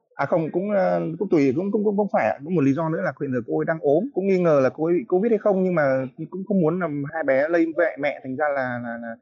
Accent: Hanoi, Vietnam; moved away as an adult; now in Nha Trang, Vietnam; Quê tôi Hà Nội

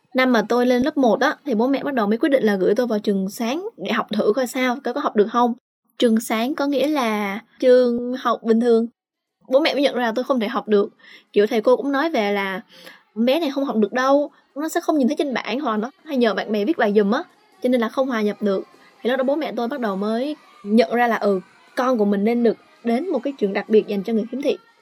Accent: Bac Giang, Vietnam; now in Ho Chi Minh City, Vietnam; quê tôi thì ở Bắc Giang

